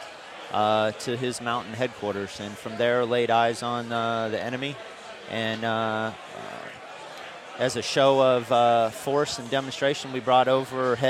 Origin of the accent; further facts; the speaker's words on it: Manhattan, Kansas, United States; I'm originally from Kansas. My family has a cattle ranch there. I grew up, shoring horses